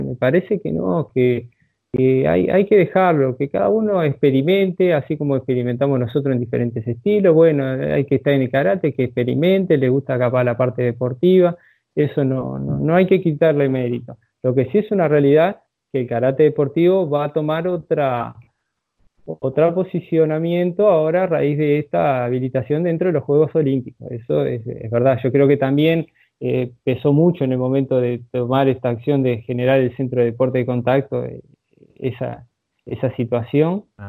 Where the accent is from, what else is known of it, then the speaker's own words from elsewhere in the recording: Uruguay; como uruguayo, eh, a tomar unos mates o un asado no va a faltar